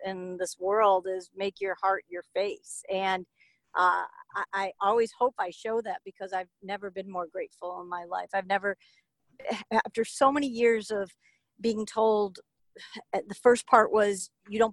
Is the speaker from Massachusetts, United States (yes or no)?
no; Chicago, Illinois, United States; to Chicago, my hometown